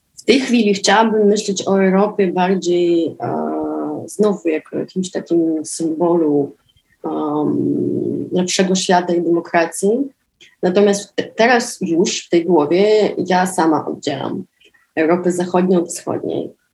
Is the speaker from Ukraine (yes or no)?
yes; Dnipro, Dnipropetrovsk Oblast, Ukraine; Polish is a second language; moved away as an adult; now in Warsaw, Poland; w Warszawie, gdzie mieszkam od 11 lat. Pochodzę z Dniepra, z Ukrainy